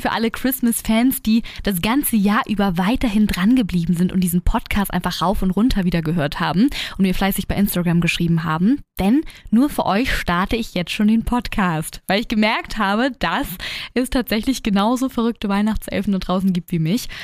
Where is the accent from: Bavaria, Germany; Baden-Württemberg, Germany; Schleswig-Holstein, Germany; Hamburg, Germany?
Hamburg, Germany; bei uns in Hamburg